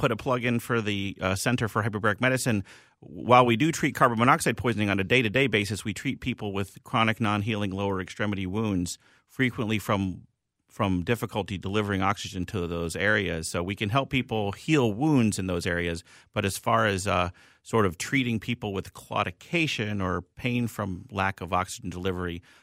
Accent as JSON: {"language": "English", "town": "Philadelphia", "region": "Pennsylvania", "country": "United States", "said": "I'm from Philly, so uh, but uh, it really depends."}